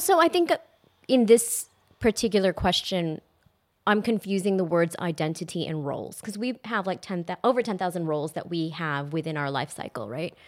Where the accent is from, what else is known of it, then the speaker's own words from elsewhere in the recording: Texas, United States; moved away as an adult; now in Australia; growing up in Texas